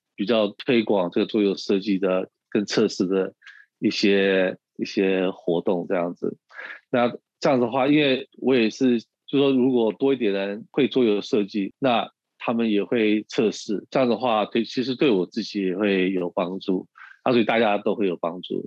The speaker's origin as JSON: {"language": "Chinese", "country": "United States", "tie": "born or raised there", "also_born_or_lived": "Taiwan / Shanghai", "moved": "as an adult", "said": "我从小是在美国长大"}